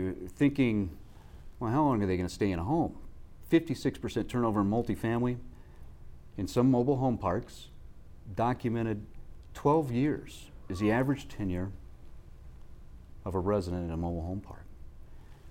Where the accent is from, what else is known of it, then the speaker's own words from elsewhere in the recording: Midwest, United States; I grew up in the Midwest